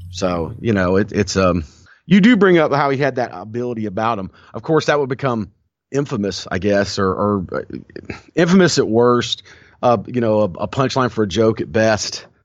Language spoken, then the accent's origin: English; the Carolinas, United States; growing up in the Carolinas in the eighties.